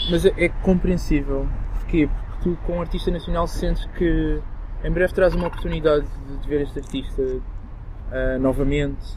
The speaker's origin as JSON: {"language": "Portuguese", "town": "Moita", "region": "Setúbal", "country": "Portugal", "tie": "born or raised there", "also_born_or_lived": "Angola", "said": "cresci numa vila super pequena, na Moita, na margem sul."}